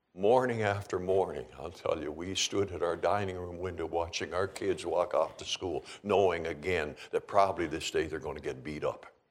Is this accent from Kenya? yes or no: no; Canada; also born or lived in Calgary / Seattle area; now in Kalispell, United States; growing up in Canada